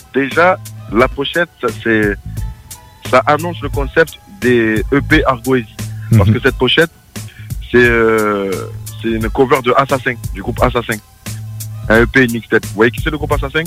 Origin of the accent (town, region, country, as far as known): France